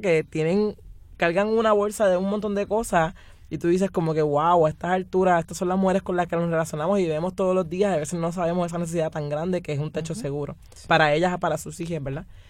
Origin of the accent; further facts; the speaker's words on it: San Juan, Puerto Rico; yo vengo de la península de Cantera. Y la península de Cantera es una comunidad que hace yo creo que desde antes de que yo naciera, eh, ha estado luchando